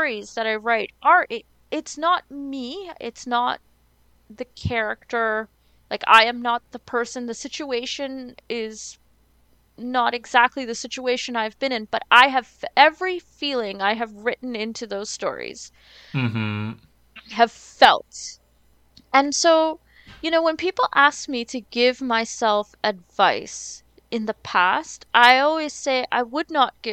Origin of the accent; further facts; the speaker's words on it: Trinidad & Tobago; it feels like I'm Trinidadian